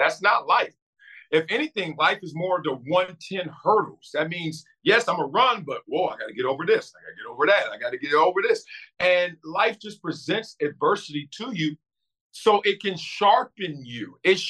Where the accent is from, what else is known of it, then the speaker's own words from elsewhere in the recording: Compton, California, United States; growing up in Compton and South Central.